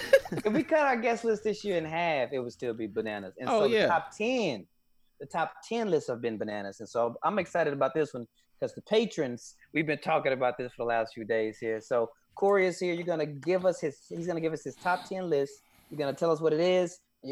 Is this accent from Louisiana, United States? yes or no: yes; Louisiana, United States; No, I was born and raised in Louisiana.